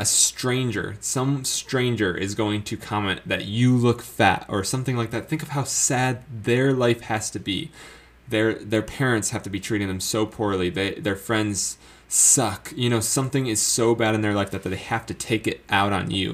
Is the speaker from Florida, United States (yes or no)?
yes; Florida, United States; moved away as an adult; also born or lived in Colorado; now in South Carolina, United States; me not being used to colder climate growing up in Florida